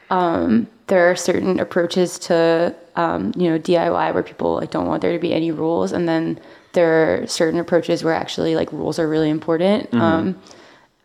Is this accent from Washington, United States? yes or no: no; Long Island, New York, United States; I grew up on Long Island